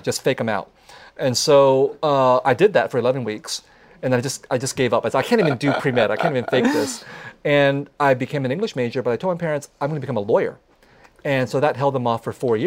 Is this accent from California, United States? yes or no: yes; San Jose, California, United States; I grew up with them in San Jose of the 1970s and 1980s